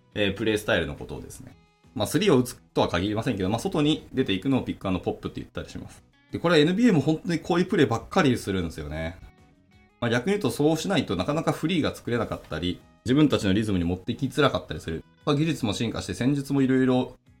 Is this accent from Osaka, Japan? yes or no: no; Hiroshima, Japan; 僕は広島出身なので